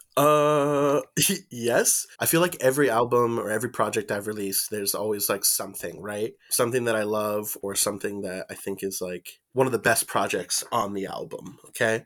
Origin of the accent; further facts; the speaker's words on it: Mesa, Arizona, United States; moved away as an adult; also born or lived in Phoenix, Arizona / Fountain Hills, Arizona; now in Tucson, United States; I was born in Mesa, Arizona, and then I grew up predominantly in the, in the city of Mesa, South Phoenix